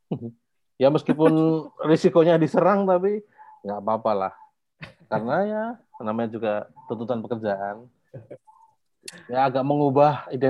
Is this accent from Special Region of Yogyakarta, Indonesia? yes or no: yes; Yogyakarta, Special Region of Yogyakarta, Indonesia; Sebenarnya di Jogja, aku asli Jogja juga.